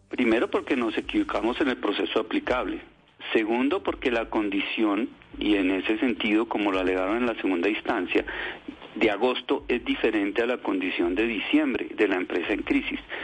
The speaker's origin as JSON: {"language": "Spanish", "country": "Colombia", "said": "como colombiano"}